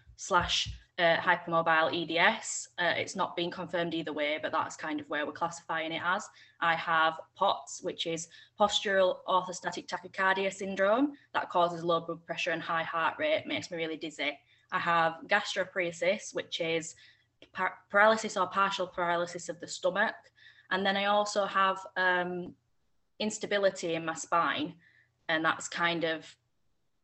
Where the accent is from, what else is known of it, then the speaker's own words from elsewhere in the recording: Yorkshire and the Humber, United Kingdom; I'm 25 and I'm from Yorkshire.